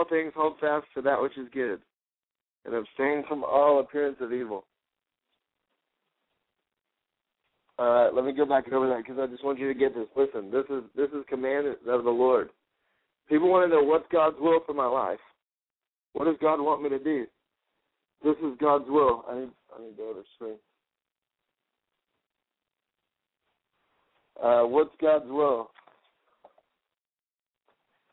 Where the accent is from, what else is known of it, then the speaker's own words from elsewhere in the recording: Garland, Texas, United States; my hometown, which is Garland, Texas